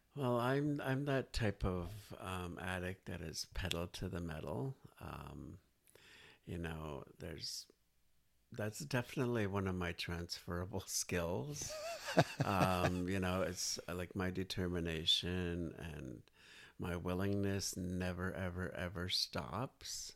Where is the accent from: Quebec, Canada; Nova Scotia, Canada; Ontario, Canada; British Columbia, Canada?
British Columbia, Canada; Nanaimo; now in Victoria, Canada; I was basically born and raised in Nanaimo, BC